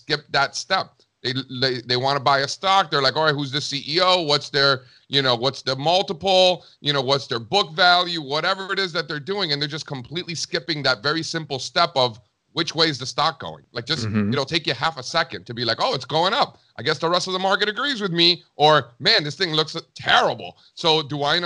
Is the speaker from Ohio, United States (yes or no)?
no; Miami, Florida, United States; moved away as an adult; also born or lived in Connecticut; I grew up in Miami. You know, my family came from Cuba in the early 1960s. I was the first one born in the country